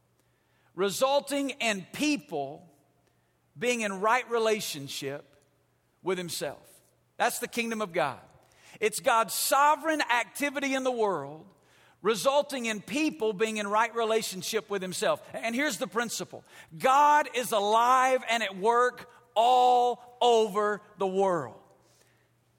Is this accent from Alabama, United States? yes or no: yes; Alabama, United States; moved away as an adult; now in Las Vegas, United States; I grew up in Alabama. When you're from Alabama, you don't go to Las Vegas